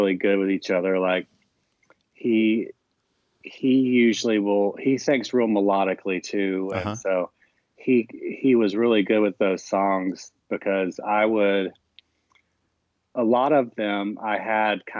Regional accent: Jacksonville, Florida, United States; my friend Joel Corey, who I've known for years since growing up in Jacksonville, Florida

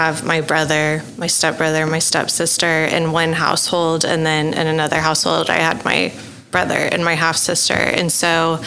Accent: Dallas, Texas, United States; moved away as an adult; now in Oklahoma City, United States; I am originally from Dallas, Texas

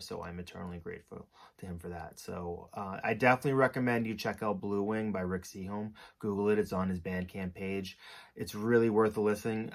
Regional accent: Hopkinton, Massachusetts, United States; we're both from Hopkinton, and I think you were there early on, as was I. Kind of, I think I moved to town in like preschool

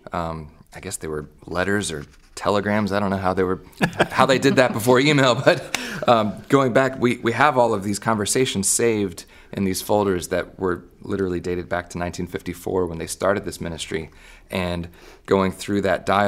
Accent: United States; as an American citizen grew up here

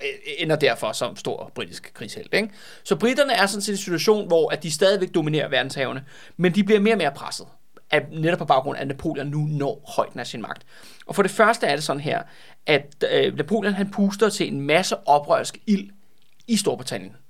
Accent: Copenhagen, Capital Region of Denmark, Denmark; jeg er jo også københavner

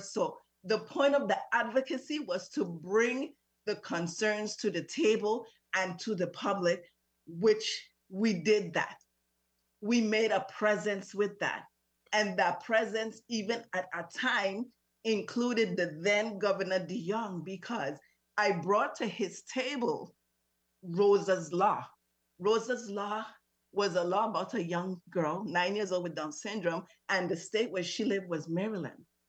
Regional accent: U.S. Virgin Islands; also born or lived in St. Croix, U.S. Virgin Islands; I'm originally from St. Thomas, lived on St. Croix for over 20 something years.

